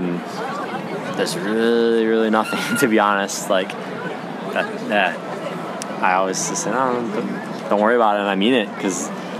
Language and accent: English; United States; moved away; I'm from the States.